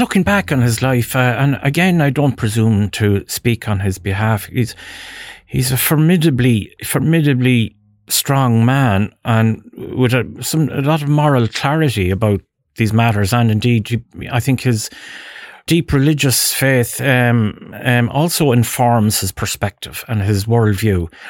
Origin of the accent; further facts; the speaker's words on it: Ballinamore, Connacht, Ireland; moved away as an adult; also born or lived in Dublin; I'm from Ballinamore, County Leitrim